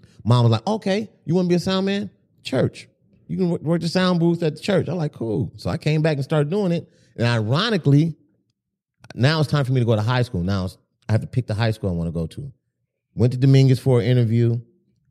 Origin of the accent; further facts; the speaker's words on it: Compton, California, United States; Born and raised in Compton.